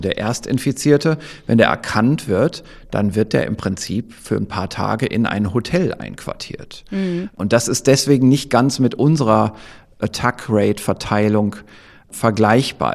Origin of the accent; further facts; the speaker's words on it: Northern Germany, Germany; accent: Low German (Plattdeutsch); Ich spreche ja Plattdeutsch